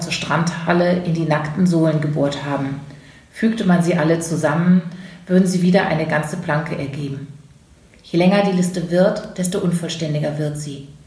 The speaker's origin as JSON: {"language": "German", "area": "a village near Karlsruhe", "region": "Baden-Württemberg", "country": "Germany", "tie": "born or raised there", "moved": "yes", "lives_now": "Hamburg, Germany", "said": "dieses Dorf, aus dem ich komme, in der Nähe von Karlsruhe"}